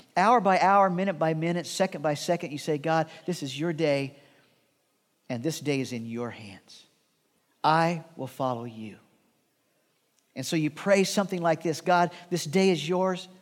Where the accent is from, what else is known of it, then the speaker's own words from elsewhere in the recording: Midwest, United States; Shirley and I grew up in the Midwest